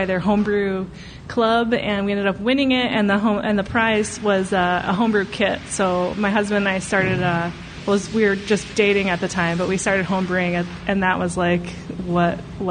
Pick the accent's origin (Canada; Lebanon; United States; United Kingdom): United States; Warren, Michigan; I grew up in Warren